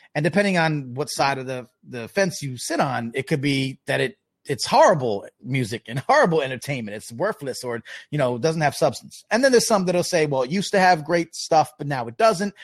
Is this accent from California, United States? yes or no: no; Long Island, New York, United States; I, I grew up in Long Island